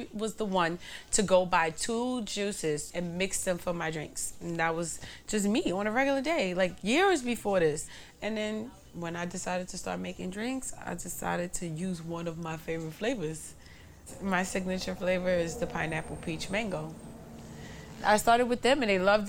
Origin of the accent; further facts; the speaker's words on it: New York City, New York, United States; I grew up in Bushwick too, not just Crown Heights and Bed-Stuy